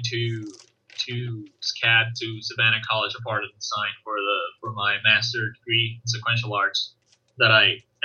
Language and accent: English; Venezuela; I'm from Venezuela